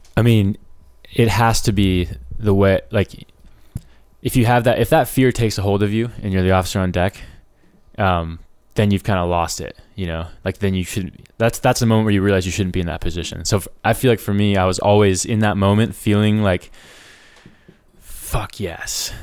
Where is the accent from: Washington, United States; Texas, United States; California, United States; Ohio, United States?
California, United States; Ojai; moved away; we grew up in Ojai